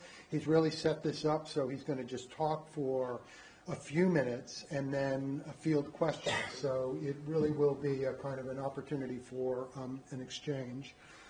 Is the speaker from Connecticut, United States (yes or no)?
yes; Connecticut, United States; moved away; also born or lived in Texas; I'm from Connecticut.